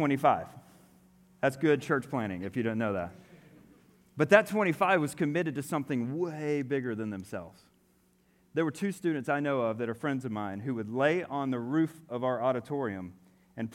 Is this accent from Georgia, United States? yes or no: yes; Atlanta, Georgia, United States; I'm from Atlanta.